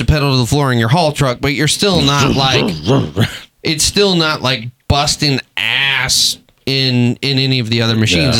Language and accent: English; Texas, United States; moved away; I'm from Texas originally.